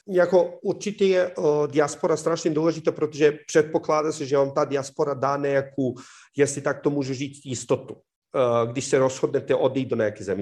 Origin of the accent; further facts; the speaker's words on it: Serbia; Czech is a second language; moved away as an adult; now in Czech Republic; já jsem odešel ze Srbska eh, v roce 2007